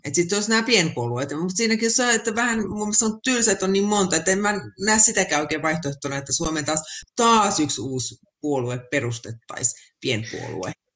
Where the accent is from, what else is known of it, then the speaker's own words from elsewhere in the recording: Finland; moved away; No sitä Suomea, mistä mä oon lähtenyt, sitä ei kyllä enää ole